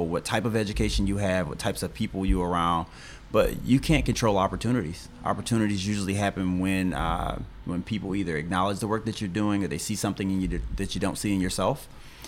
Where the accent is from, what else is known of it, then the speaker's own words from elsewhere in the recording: Flint, Michigan, United States; I was born and raised in Flint